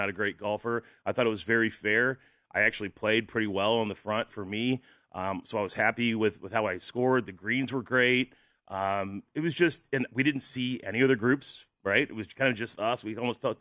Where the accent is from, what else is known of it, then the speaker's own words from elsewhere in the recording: St. Louis, Missouri, United States; I'm from St. Louis.